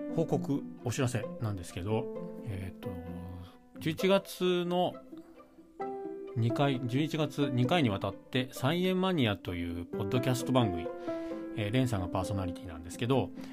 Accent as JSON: {"language": "Japanese", "region": "Shizuoka", "country": "Japan", "tie": "born or raised there", "moved": "yes", "said": "地元が静岡なので実家地元"}